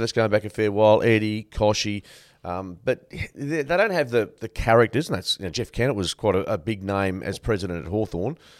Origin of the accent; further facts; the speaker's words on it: Canada; I was born in Canada.